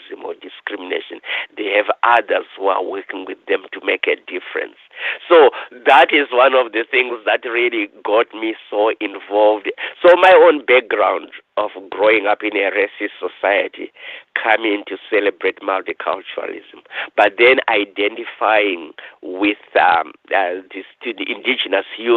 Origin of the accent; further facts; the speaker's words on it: Zimbabwe; moved away as an adult; now in Thunder Bay, Canada; I was born in Africa, in Rhodesia, then Zimbabwe